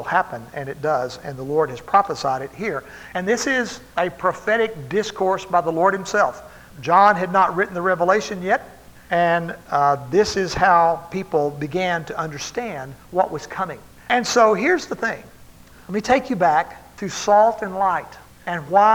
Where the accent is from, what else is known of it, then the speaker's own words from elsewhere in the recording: Texas, United States; I grew up in Texas